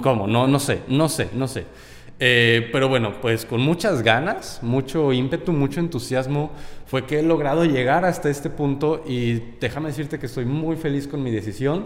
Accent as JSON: {"language": "Spanish", "region": "Guanajuato", "country": "Mexico", "moved": "yes", "lives_now": "Monterrey, Mexico", "said": "yo vengo de Guanajuato, entonces allá esto no existe"}